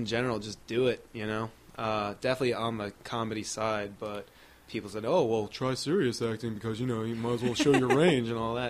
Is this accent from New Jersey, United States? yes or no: yes; Hillsborough, New Jersey, United States; Yeah, went to Hillsborough there the whole time, and then didn't go too far from home for college, went to Rutgers.